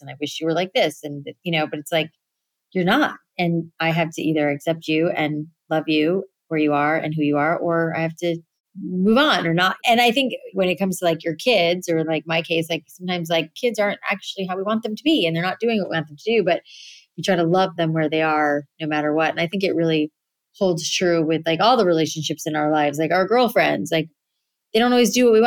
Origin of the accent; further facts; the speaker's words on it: South Florida, United States; moved away; I grew up in South Florida